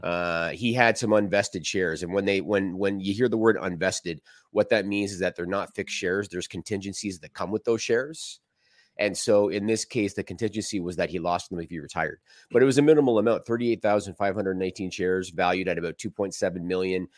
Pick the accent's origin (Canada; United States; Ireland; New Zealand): Canada; I'm Canadian